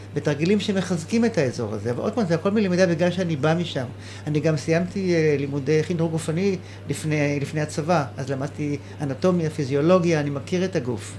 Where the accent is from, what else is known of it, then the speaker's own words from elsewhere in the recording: Nahsholim, Haifa District, Israel; אני נולדתי בקיבוץ נחשולים